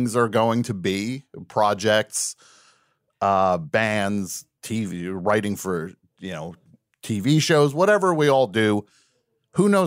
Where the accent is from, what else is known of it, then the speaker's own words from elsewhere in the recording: New Jersey, United States; I grew up in New Jersey.